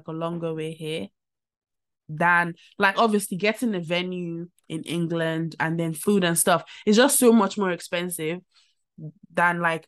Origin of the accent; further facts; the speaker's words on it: Nigeria; as a Nigerian